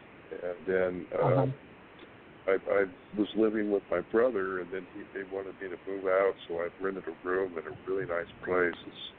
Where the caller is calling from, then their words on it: California, United States; calling from California.